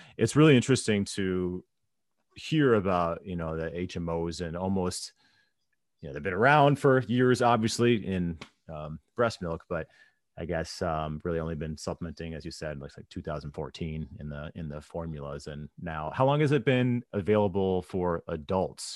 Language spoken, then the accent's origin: English; St. Louis, Missouri, United States; I was growing up in Saint Louis at the time